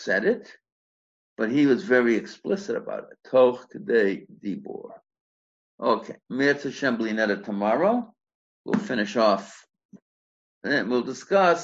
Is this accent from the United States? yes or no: yes; United States; now in South Africa; I'm an American